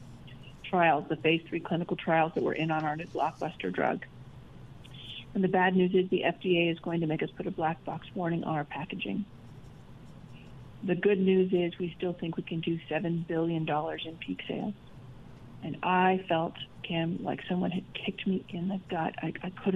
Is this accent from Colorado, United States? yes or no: no; Idaho, United States; moved away as an adult; also born or lived in London; I grew up mostly in Idaho